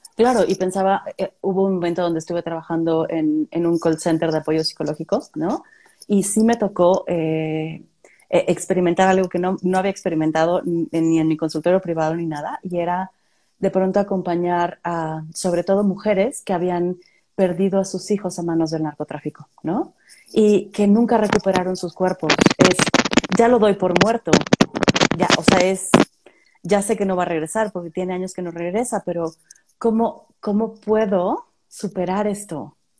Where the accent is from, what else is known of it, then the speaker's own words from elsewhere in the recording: Tampico, Tamaulipas, Mexico; moved away; yo soy de Tampico